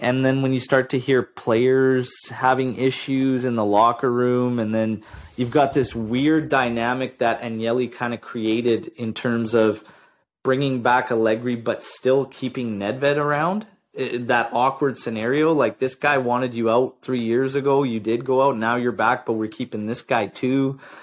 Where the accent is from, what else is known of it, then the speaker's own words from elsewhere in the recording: Ontario, Canada; now in British Columbia, Canada; I was born in Ontario